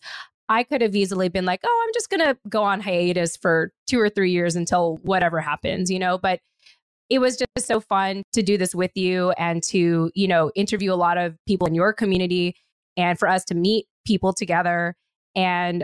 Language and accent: English; California, United States; moved away; I'm from California.